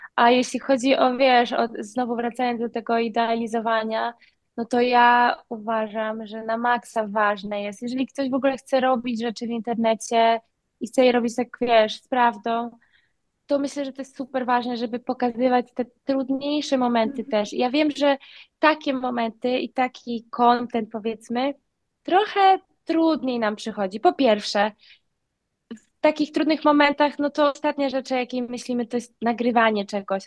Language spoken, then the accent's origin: Polish; Wolin island, West Pomeranian Voivodeship, Poland; moved away as an adult; also born or lived in Malta; now in Bali, Indonesia; na wyspie Woli. tam się urodziłam, tam się wychowałam